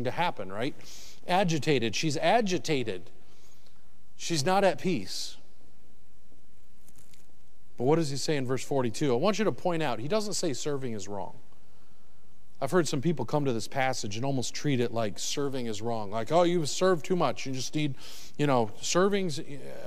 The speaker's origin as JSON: {"language": "English", "region": "Michigan", "country": "United States", "also_born_or_lived": "the South (US)", "moved": "yes", "lives_now": "the South, United States", "said": "I'm originally from Michigan, but I moved to the South"}